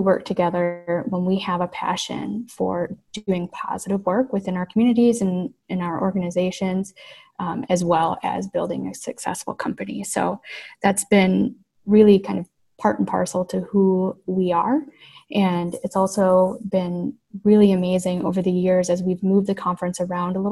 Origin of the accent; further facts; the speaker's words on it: Flint, Michigan, United States; growing up in Michigan in particular, in Flint in particular, most of my family worked for what we call the big three automakers